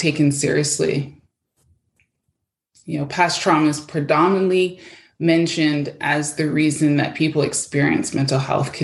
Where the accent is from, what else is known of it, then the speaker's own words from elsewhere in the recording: Canada; also born or lived in Toronto, Ontario; now in Abbotsford, Canada; I'm from Canada